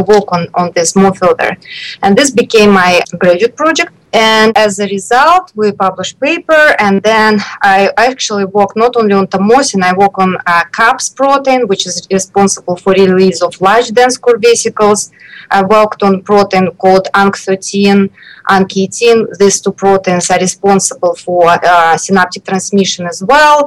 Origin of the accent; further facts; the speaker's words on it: Moscow, Russia; moved away as an adult; also born or lived in Chicago, United States; I grew up in Moscow, in Russia.